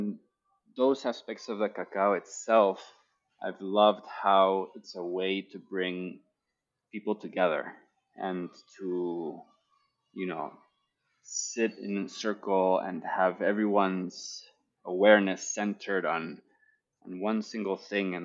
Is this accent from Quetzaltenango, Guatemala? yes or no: no; Guatemala City, Guatemala Department, Guatemala; the culture that I grew up in here in Guatemala City